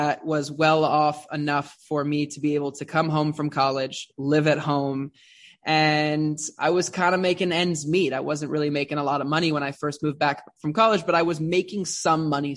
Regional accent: West Hollywood, California, United States; I grew up in West Hollywood

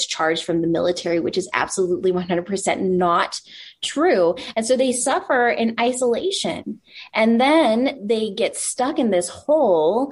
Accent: El Paso, Texas, United States; I want the stable life to raise my son with my husband in my hometown of El Paso

